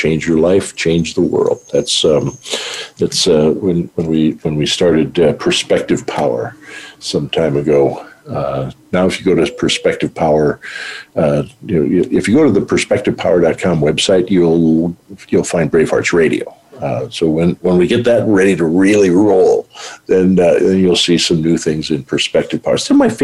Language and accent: English; United States; moved away; also born or lived in North Dakota / Montana; I grew up in North Dakota, Montana.